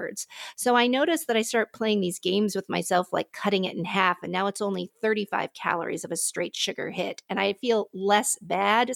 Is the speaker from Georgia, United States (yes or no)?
no; Pittsburgh, Pennsylvania, United States; now in Palatine, United States; I'm originally from Pittsburgh